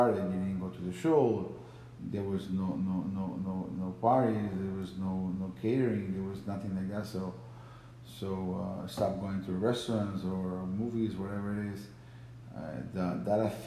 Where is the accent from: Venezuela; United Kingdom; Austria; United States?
Venezuela; moved away; I come from Venezuela, which we have problems there